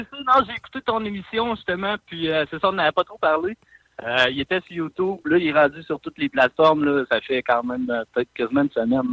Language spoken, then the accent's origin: French; Trois-Rivières, Quebec, Canada; tous des gars de Trois-Rivières. En fait, moi, c'est ma ville natale